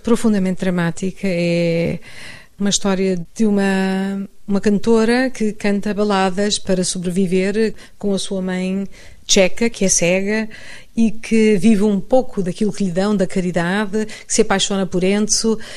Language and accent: Portuguese; Portugal; moved away as an adult; now in Madrid, Spain; sou portuguesa